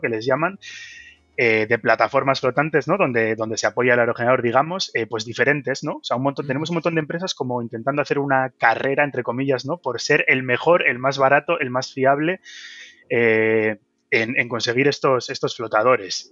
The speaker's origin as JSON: {"language": "Spanish", "town": "Bilbao", "region": "Basque Country", "country": "Spain", "said": "yo soy de Bilbao"}